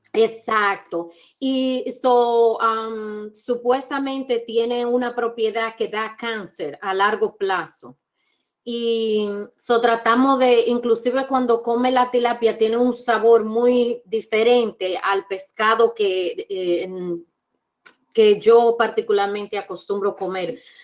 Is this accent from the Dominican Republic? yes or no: yes; Dominican Republic; moved away; igual que en mi país, en mi país, en, Santo Domingo